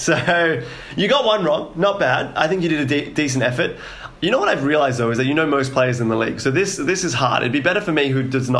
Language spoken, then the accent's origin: English; Australia; Look, I'm an Australian patriot